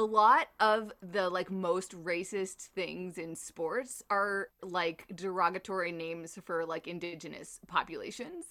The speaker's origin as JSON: {"language": "English", "country": "Canada"}